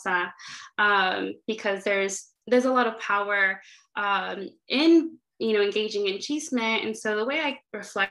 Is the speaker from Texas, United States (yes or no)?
no; Inland Empire, Southern California, United States; moved away as an adult; also born or lived in Santa Barbara, United States; now in Chicago, United States; I am from Southern California, specifically the Inland Empire